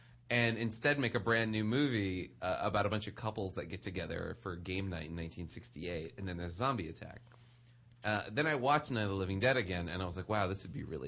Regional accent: New Orleans, Louisiana, United States; Because like I grew up in New Orleans, right?

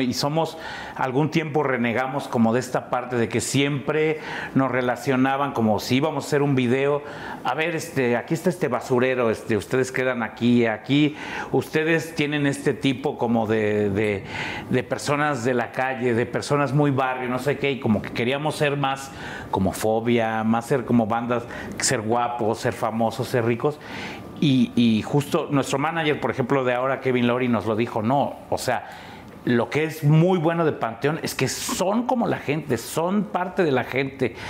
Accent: Mexico City, Mexico; Yo nací en La Lagunilla, me crié en La Esmeralda, Campestre Aragón, San Felipe

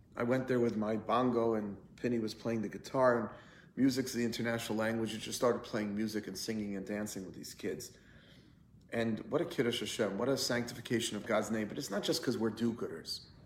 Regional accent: United States; we as American Jews

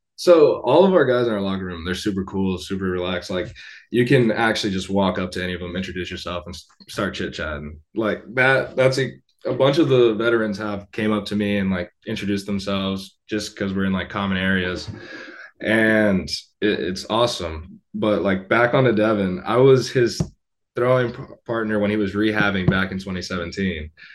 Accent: Tampa, Florida, United States; Tampa. That's where I was born.

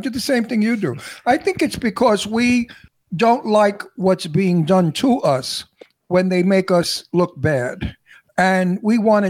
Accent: New York City, New York, United States; accent: Brooklyn; I'm from Brooklyn. Born and raised in Brooklyn. Can you tell? Do you hear it? I never get rid of my accent.

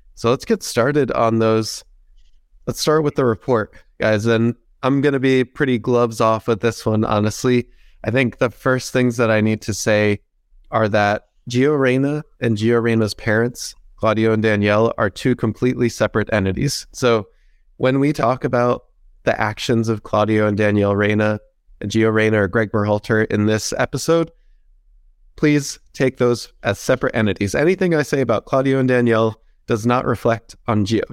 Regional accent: Princeton, New Jersey, United States; it is my hometown team.

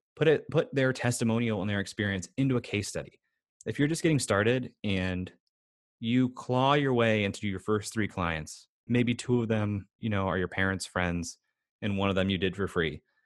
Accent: United States; especially as an American

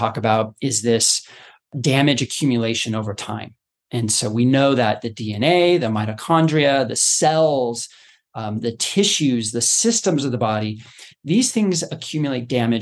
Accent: Boulder, Colorado, United States; I grew up in Colorado, you know, Boulder area, going to Red Rocks Amphitheater

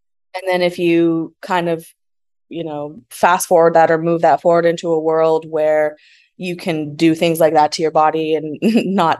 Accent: Canada; being Canadian also

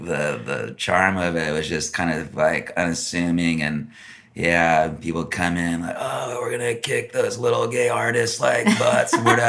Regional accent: Laguna Beach, California, United States; I grew up in North Laguna, you know, around on Jasmine Street.

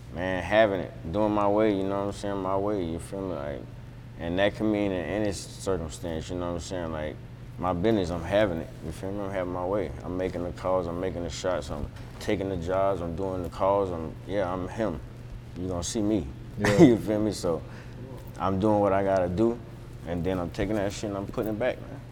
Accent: Florida, United States; also born or lived in New York; I moved away from there at six and I was raised in Florida, but New York is home

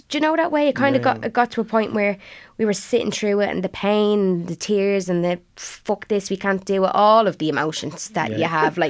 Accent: Blanchardstown, Leinster, Ireland

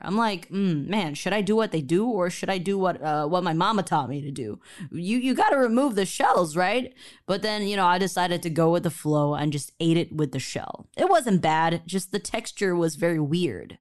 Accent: Taiwan; moved away; Growing up in Taiwan

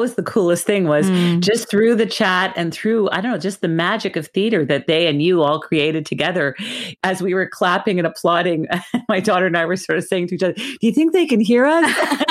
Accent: Montreal, Quebec, Canada; Montreal's McGill University, which is my hometown

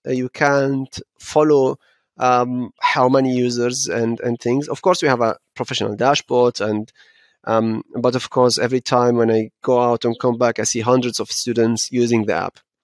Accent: Frankfurt, Hesse, Germany; Frankfurt is home, and um, this is how uh, how I was was raised

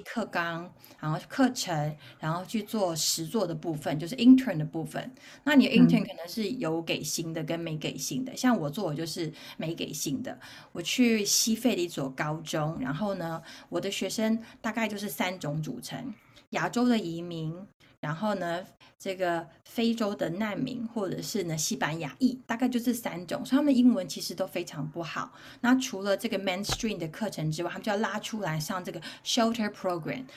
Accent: Taichung, Taiwan; 我是东海宝宝，所以我一直都在东海长大

